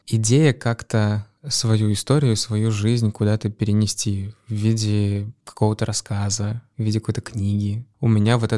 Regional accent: Raduzhny, Russia; born there; Камон, я родился в Радужном, этим нельзя не воспользоваться.

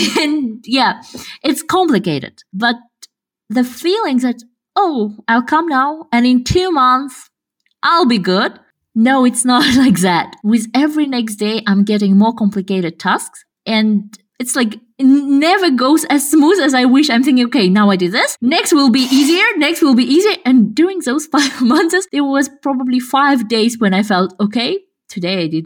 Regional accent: Kazakhstan; English is a second language; English accent is quite like you cannot tell that I'm from Kazakhstan.

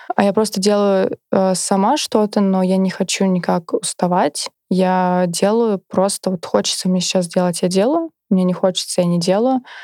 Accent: Kaluga, Kaluga Oblast, Russia; я сама вообще из Калуги, закончила там школу

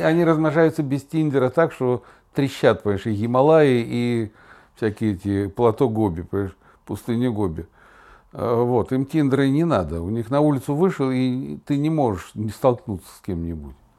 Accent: Kazan, Tatarstan, Russia; moved away as an adult; Я был журналист из Казани.

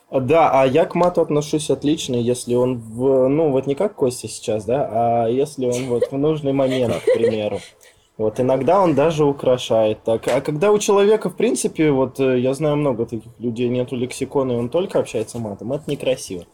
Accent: Siberia, Russia; moved away as an adult; now in Moscow, Russia; Я из Сибири, я только два месяца в Москве.

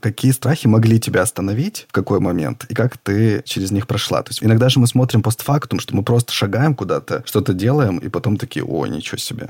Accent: Yekaterinburg, Sverdlovsk Oblast, Russia; мы не из Москвы и не из Петербурга, мы из Екатеринбурга

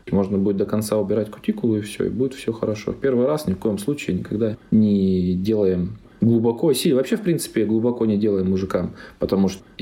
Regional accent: Omsk, Omsk Oblast, Russia; Я сам же из Сибири, из Омска, мне нравится.

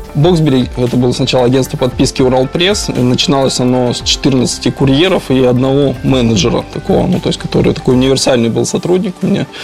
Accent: Kazakhstan; moved away; also born or lived in Urals / Yekaterinburg / Andorra; я сам родом из Казахстана

